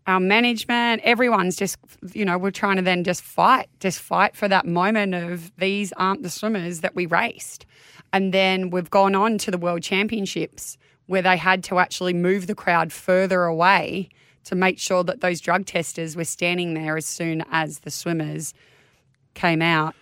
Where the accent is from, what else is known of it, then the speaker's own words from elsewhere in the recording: Manly, New South Wales, Australia; I was born in Manly Hospital. As a Manly girl, went to primary school and high school in Manly